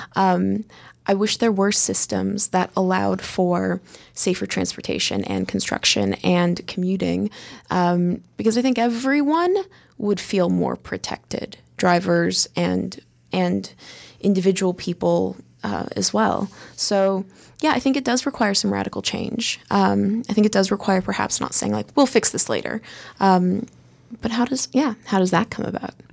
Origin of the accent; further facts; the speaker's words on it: United States; being an American